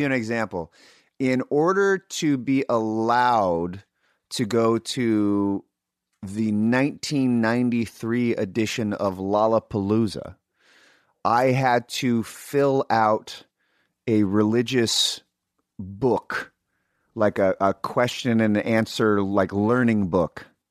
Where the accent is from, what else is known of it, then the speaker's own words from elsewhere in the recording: Sacramento, California, United States; growing up in Sacramento